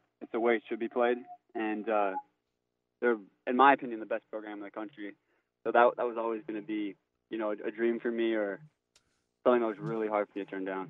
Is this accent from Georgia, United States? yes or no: no; Copley, Ohio, United States; I grew up just outside of Akron, in Copley.